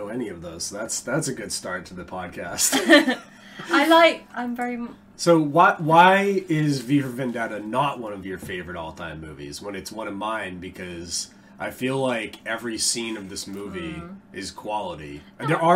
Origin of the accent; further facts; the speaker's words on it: United States; I'm an American